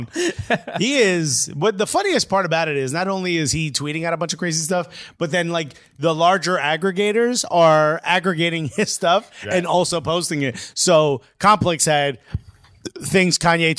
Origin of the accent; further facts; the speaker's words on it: United States; we're American